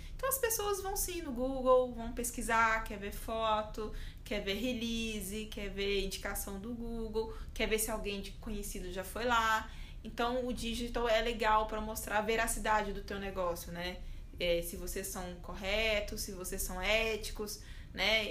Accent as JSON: {"language": "Portuguese", "town": "Belo Horizonte", "region": "Minas Gerais", "country": "Brazil", "said": "eu sou de Belo Horizonte"}